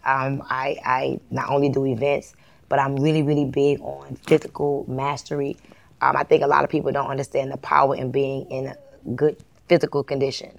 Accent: Miami, Florida, United States; moved away as an adult; also born or lived in Atlanta, Georgia; I'm from Miami, and in Miami, it's a lot of Latinos that are successful

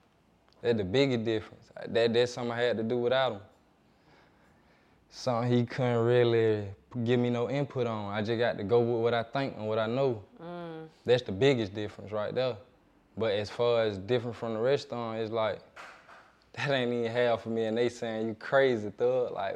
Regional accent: Atlanta, Georgia, United States; Atlanta. All over. West side, really, but I done been to the east. I like to claim Atlanta.

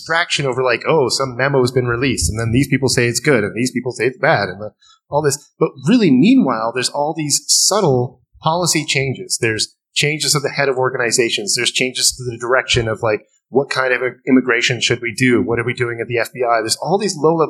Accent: Canada; as a Canadian

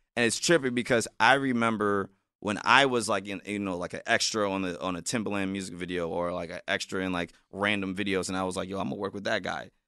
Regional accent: South Bend, Indiana, United States; now in Los Angeles, United States; being from Indiana and South Bend, being one of the few to make it out of there, I'm getting love back in my hometown

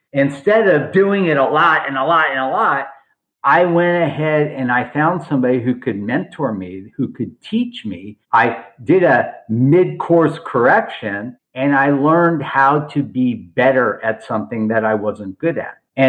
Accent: Los Angeles, California, United States; also born or lived in Beverly Hills; I grew up in Granada Hills.

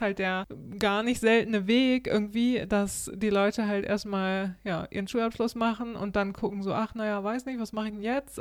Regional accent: Germany; now in Sweden; als Deutscher

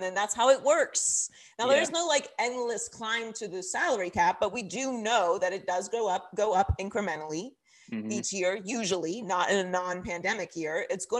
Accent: Pittsburgh, Pennsylvania, United States; also born or lived in Miami; now in Los Angeles, United States; I'm from Pittsburgh and I lived in Miami for a long time and now I'm in LA.

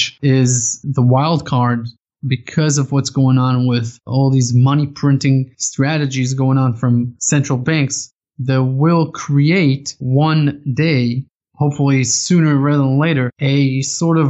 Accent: Israel; I grew up in Israel

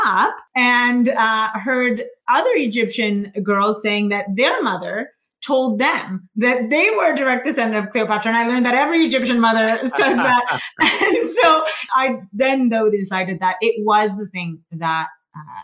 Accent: Canada; I grew up here in Canada

